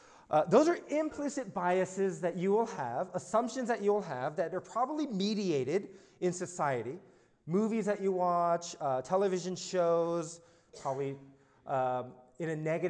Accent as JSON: {"language": "English", "town": "Alexandria", "region": "Virginia", "country": "United States", "said": "I was born in Alexandria, Virginia, so I'm from the South."}